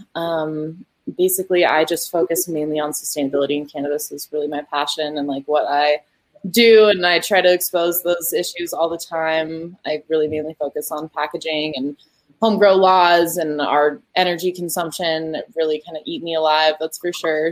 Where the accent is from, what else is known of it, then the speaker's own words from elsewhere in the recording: Colorado, United States; the state of Colorado specifically, my home state that I love